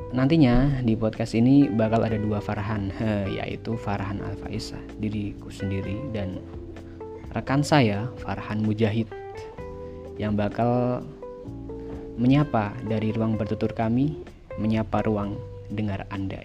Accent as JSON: {"language": "Indonesian", "town": "Temanggung", "region": "Central Java", "country": "Indonesia", "tie": "born or raised there", "said": "Aku lahir di Temanggung, sebuah daerah di Provinsi Jawa Tengah"}